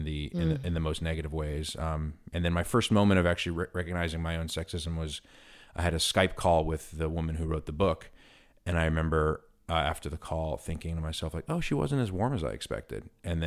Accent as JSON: {"language": "English", "town": "New York City", "region": "New York", "country": "United States", "tie": "born or raised there", "said": "growing up in New York City and being surrounded in very sort of multiracial communities"}